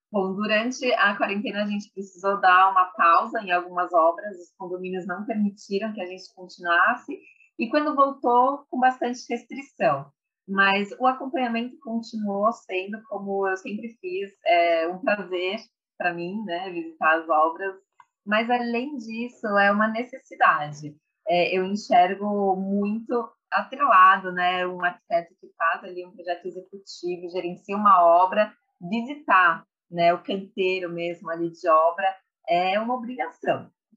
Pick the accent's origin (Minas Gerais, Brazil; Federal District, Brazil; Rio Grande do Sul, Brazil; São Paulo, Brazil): São Paulo, Brazil; sou nascida e criada em São Paulo